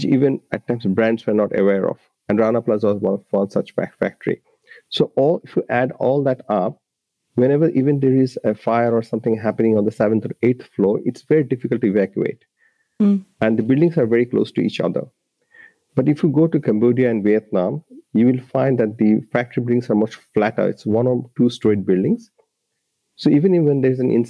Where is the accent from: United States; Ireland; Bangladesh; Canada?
Bangladesh; Dhaka, Dhaka Division; moved away as an adult; now in Australia; I grew up in Bangladesh at the Dhaka city